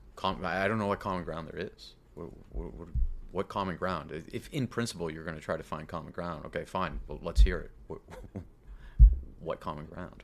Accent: Massachusetts, United States; my hometown of Massachusetts

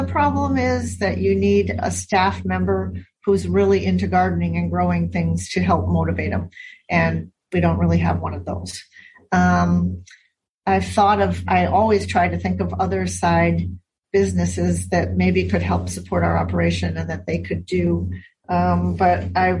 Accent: Milwaukee, Wisconsin, United States; moved away as an adult; now in Hawaii, United States; I happened to have been born and raised in Wisconsin.

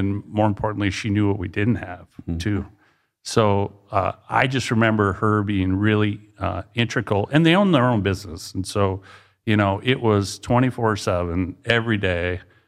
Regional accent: Dell Rapids, South Dakota, United States; I grew up in Del Rapids, grew up on a farm.

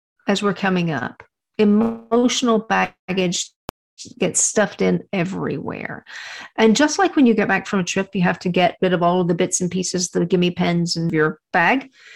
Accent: Texas, United States; I'm from Texas. And my grandparents had a ranch.

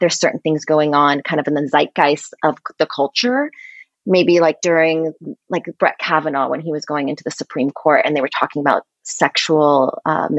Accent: Portland, Oregon, United States; moved away as an adult; also born or lived in Philadelphia; now in New York City, United States; I grew up in Oregon, in Portland, Oregon

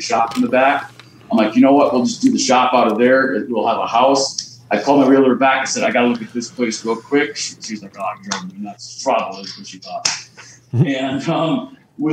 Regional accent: eastern South Dakota, United States; moved away as an adult; now in Sturgis, United States; Lindsay and I are South Dakota kids. We lived on the east side most of our lives, and then we moved out here

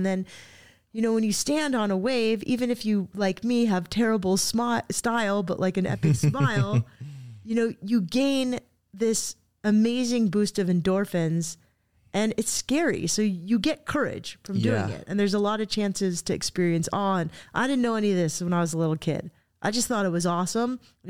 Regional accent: Cardiff, California, United States; now in Solana Beach, United States; I went to this school down the street, and I hadn't driven past it since I was a little girl.

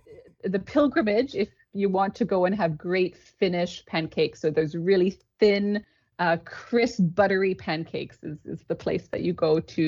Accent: Thunder Bay, Ontario, Canada; moved away as an adult; also born or lived in Toronto, Canada; now in Paris, France; Born and raised in Canada.

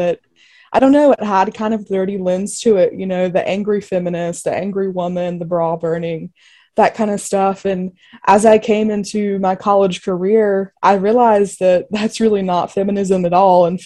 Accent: Spartanburg, South Carolina, United States; I grew up in Spartanburg, South Carolina, which is a little town on the foothills of the mountains, almost in North Carolina.

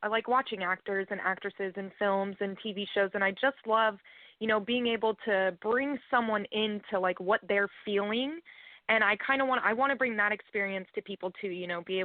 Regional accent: Sarasota, Florida, United States; I'm from Sarasota, Florida.

